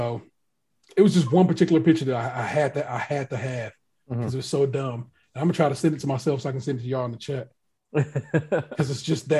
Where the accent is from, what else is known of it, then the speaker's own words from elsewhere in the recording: Ohio, United States; accent: Ohio accent; We're like, Ohio. You know what I'm saying? Because as it turns out, I guess we have a bit of an accent, an Ohio accent.